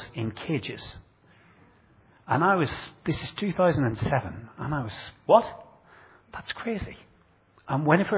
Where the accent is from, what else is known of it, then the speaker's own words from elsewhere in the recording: Northern Ireland, United Kingdom; now in Bradford, United Kingdom; I grew up in Northern Ireland in a rural community